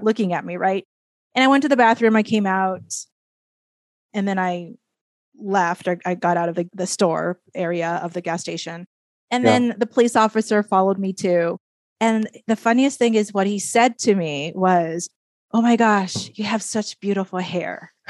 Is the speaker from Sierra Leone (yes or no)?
no; Japan; moved away as an adult; also born or lived in Minnesota; now in United States; growing up in Japan, in my case, growing up in Japan, coming to the United States